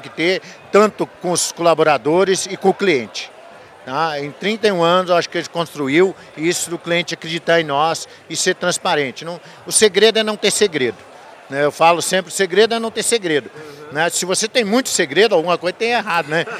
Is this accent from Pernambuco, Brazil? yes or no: no; Missões, Rio Grande do Sul, Brazil; now in Bahia, Brazil; nós somos do Rio Grande do Sul, né? É, das missões do Rio Grande do Sul